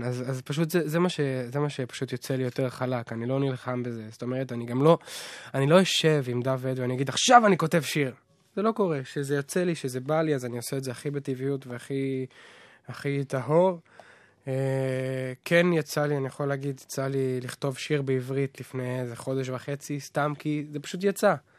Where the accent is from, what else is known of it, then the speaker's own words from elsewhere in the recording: Nahariya, Northern District, Israel; להורים שלי יש חנוך מוזיקה בנהריה כבר 30 שנה, אז שם גדלתי, שם נולדתי